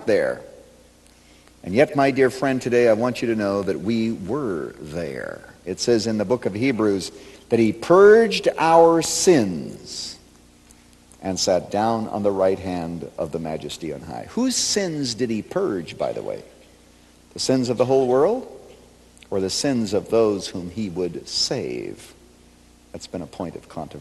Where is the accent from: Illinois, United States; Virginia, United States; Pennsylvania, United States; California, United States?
Illinois, United States; Chicago; I come from Chicago